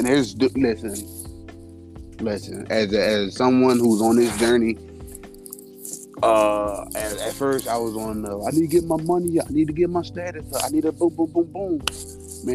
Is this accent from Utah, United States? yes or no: no; Philadelphia, Pennsylvania, United States; I'm from Philadelphia, PA